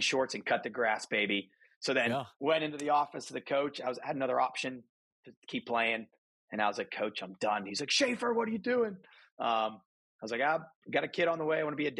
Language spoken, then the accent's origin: English; Aliquippa, Pennsylvania, United States; Pittsburgh, Pennsylvania. Actually, to be more specific, some people know this city. Do you ever hear of Aliquippa?